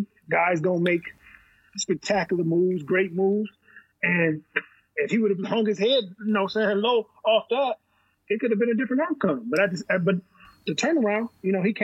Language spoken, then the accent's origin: English; Wisconsin, United States; I'm from Wisconsin as well.